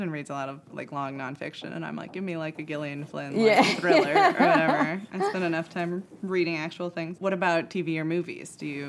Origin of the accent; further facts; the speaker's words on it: Munster, Indiana, United States; I grew up in Munster, Indiana, which is about half an hour from South Bend.